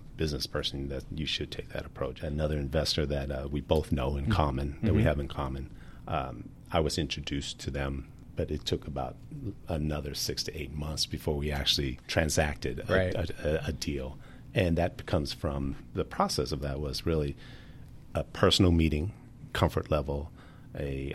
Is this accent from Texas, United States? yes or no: no; Southern California, United States; moved away as an adult; also born or lived in San Diego; now in Dallas, United States; I'm originally from Southern California